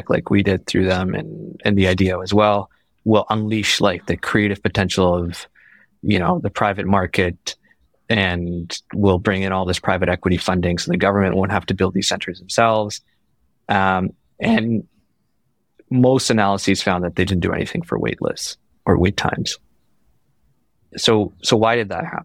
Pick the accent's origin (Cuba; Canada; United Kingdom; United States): Canada; Ontario; moved away as an adult; now in British Columbia, Canada; I was born and raised in Ontario, trained in Ontario, did my residency in Ontario